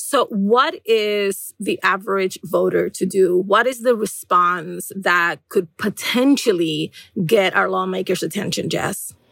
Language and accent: English; New York City, New York, United States; I'm from the Bronx, where historically we have had astronomical rates of asthma among residents